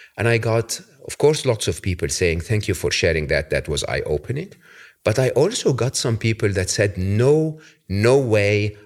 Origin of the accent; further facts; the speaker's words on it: Egypt; moved away; I'm from Egypt, Your Holiness, originally